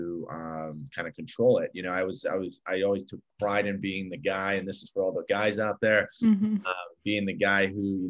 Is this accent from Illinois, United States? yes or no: yes; Chicago, Illinois, United States; I grew up in Chicago, which I'm actually sitting in right now